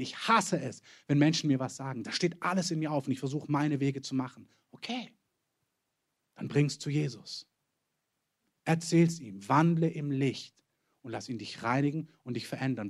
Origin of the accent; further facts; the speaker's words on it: Germany; wir als Deutsche